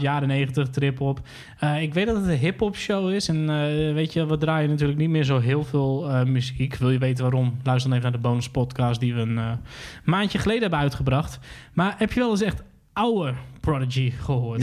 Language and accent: Dutch; Hoogezand, Groningen, Netherlands; ik ben opgegroeid in Hoge Zand, dus ik ging vaak naar Groningen toe